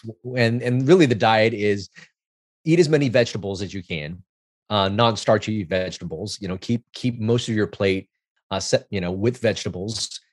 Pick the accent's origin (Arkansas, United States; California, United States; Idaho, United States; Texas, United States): California, United States; Los Angeles; I grew up in Chinatown, L A, which is, which was a immigrant neighborhood